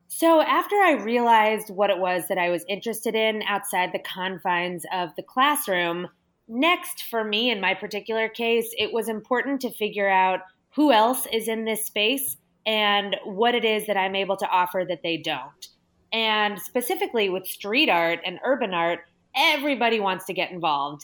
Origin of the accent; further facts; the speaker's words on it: Los Angeles, California, United States; I'm from Los Angeles and there are a ton of really incredible museums here